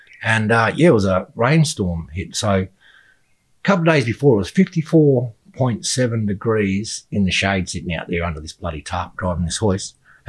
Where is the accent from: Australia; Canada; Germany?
Australia; Kalgoorlie, Western Australia